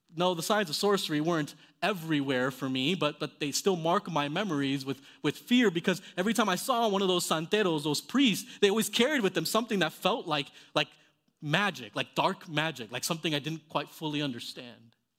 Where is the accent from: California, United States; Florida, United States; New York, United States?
Florida, United States; Miami; I, I grew up in Miami, Florida